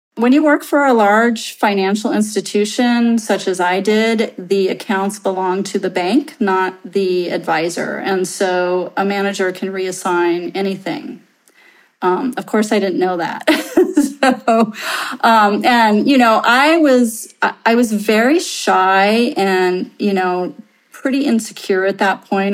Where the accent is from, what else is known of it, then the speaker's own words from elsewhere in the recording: Santa Rosa, California, United States; I am some nobody from Main Street, Santa Rosa